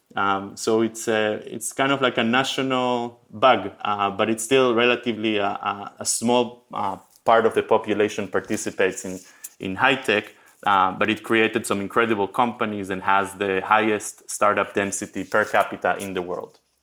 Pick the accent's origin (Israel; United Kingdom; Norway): Israel; moved away as an adult; also born or lived in Argentina / New York / San Francisco; I was born in Argentina. I moved to Israel when I was a kid. I did my, uh, mandatory military service and my college in Israel.